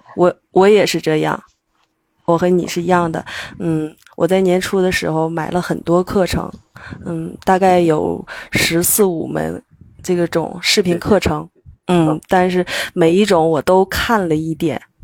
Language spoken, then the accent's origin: Chinese; Shenyang, Liaoning, China; 我来自辽宁沈阳